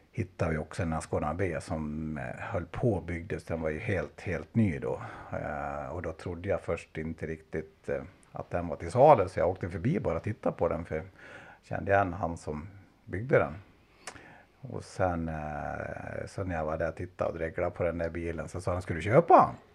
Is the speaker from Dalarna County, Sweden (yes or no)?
yes; Fredriksberg, Dalarna County, Sweden; also born or lived in Ludvika / Borlänge; jag är en dalmas som är uppvuxen faktiskt en bit utanför Ludvika, alltså en liten ort som heter Fredriksberg, även kallat Säfsen.